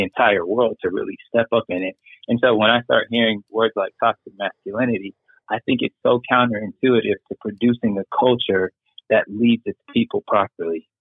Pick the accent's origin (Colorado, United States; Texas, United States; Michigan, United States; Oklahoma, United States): Oklahoma, United States; Lawton; moved away as an adult; also born or lived in Europe; as a young black boy growing up in Lawton, Oklahoma